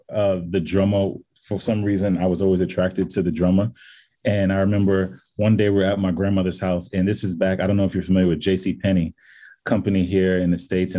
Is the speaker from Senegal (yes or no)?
yes; Senegal; I'm from Senegal. You're going to my country. I'm going to make sure you're taken care of.